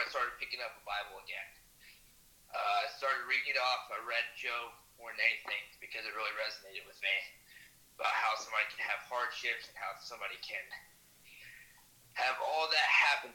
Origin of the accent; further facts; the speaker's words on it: Searcy, Arkansas, United States; I was born and raised in Searcy, Arkansas